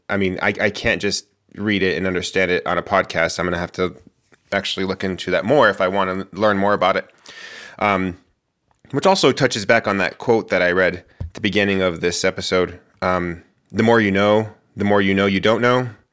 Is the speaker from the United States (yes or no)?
yes; Moriarty, New Mexico, United States; moved away as an adult; also born or lived in Albuquerque, New Mexico; now in Portland, United States; my house where I grew up in Moriarty